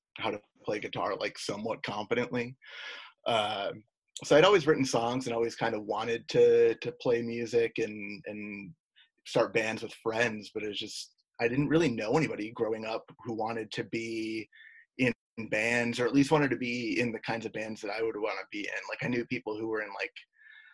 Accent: Oswego, New York, United States; moved away as an adult; Oswego, New York, where I'm from

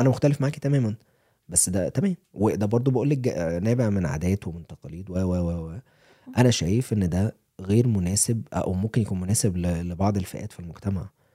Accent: Cairo, Cairo Governorate, Egypt; moved away as an adult; also born or lived in Atlanta, United States; now in Colorado, United States; انا كواحد جاي من القاهره

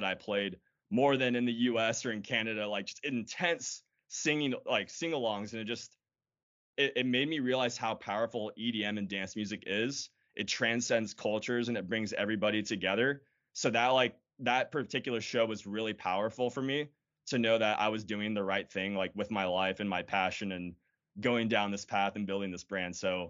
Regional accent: San Diego, California, United States; I grew up in San Diego, California.

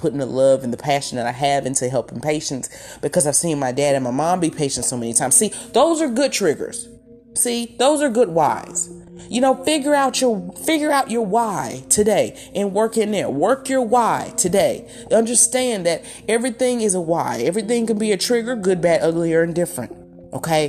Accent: southern Mississippi, United States; this is my hometown area, but in the middle of the deep south of southern Mississippi

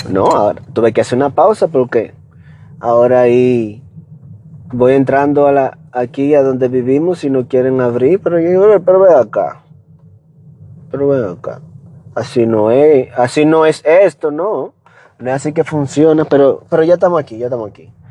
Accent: Dominican Republic; accent: Dominican; yo hablo dominicano lo más que puedo de de mantener mi acento, ahí lo mantengo.

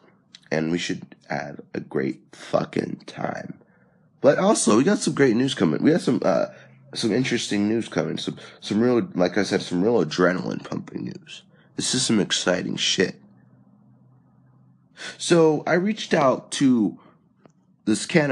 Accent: California, United States; now in Texas, United States; I am from California normally

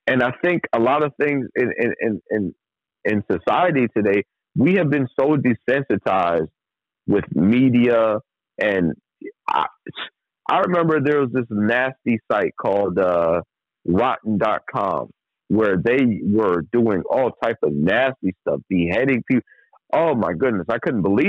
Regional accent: New York City, New York, United States; also born or lived in Trinidad and Tobago; I'm from New York City, and I was, you know, originally born in Trinidad, raised in New York City

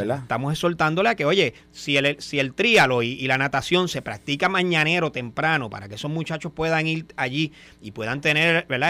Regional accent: Cabo Rojo, Puerto Rico; sea mi pueblo

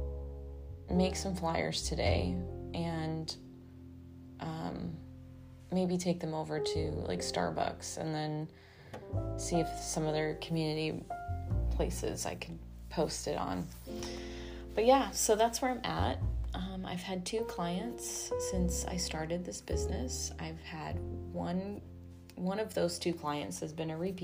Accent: Arizona, United States; now in Austin, United States; My home state is Phoenix or Arizona

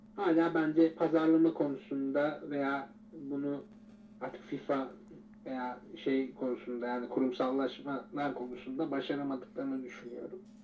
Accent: Turkey

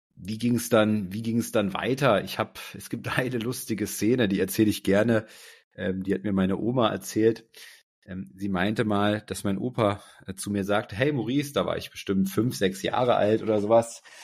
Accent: Berlin, Germany; ich bin erstmal aufgewachsen hier in Berlin, ähm, in Berlin-Schmargendorf.

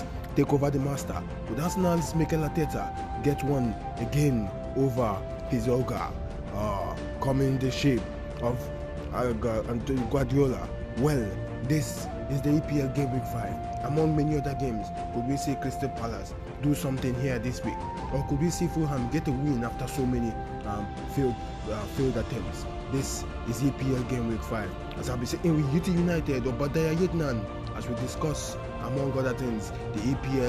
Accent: Nigeria; As a Nigerian

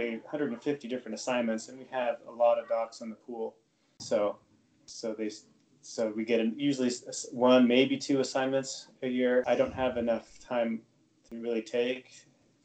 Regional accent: Utah, United States; moved away as an adult; also born or lived in New England / Ithaca, New York; I'm originally from Utah, so I ended up moving back to Utah about 5 years ago

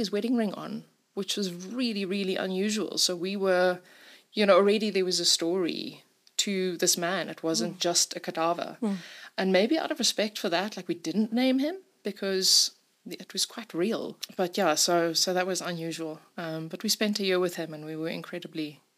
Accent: Simon's Town, Western Cape, South Africa; now in Johannesburg, South Africa; I grew up in Simonstown, surrounded by nature

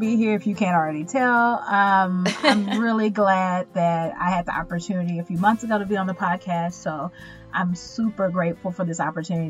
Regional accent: Texas, United States; As a Texan, I am so proud to see this victory. Because while our legislators in Austin are actively working on anti-LGBTQ legislation, the people of our state saw through

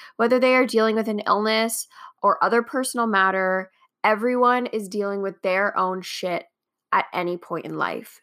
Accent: Canada

